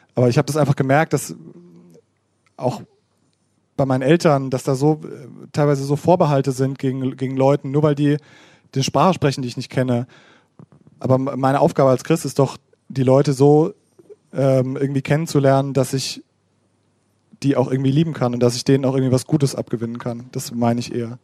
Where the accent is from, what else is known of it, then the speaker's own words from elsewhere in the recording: Hammersbach, Hesse, Germany; ich bin aus Hammersbach gebürtig und da waren auch Hammersbacher an der Schule